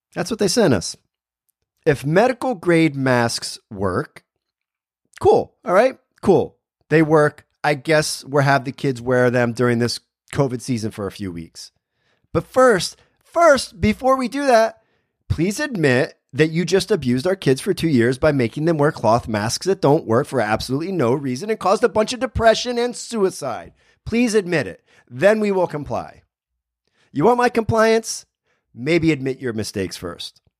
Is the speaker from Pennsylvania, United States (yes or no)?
yes; Berwick, Pennsylvania, United States; my hometown, Berwick, Pennsylvania